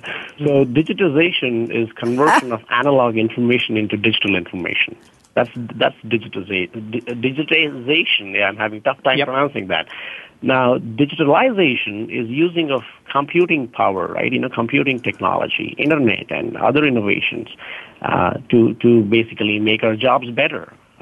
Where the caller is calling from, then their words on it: Houston, Texas, United States; I'm in Houston right now.